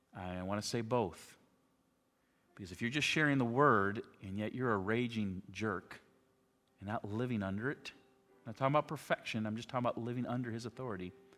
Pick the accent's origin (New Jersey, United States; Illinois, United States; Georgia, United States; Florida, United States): Illinois, United States; Chicago; moved away as an adult; also born or lived in Alaska; I grew up outside of Chicago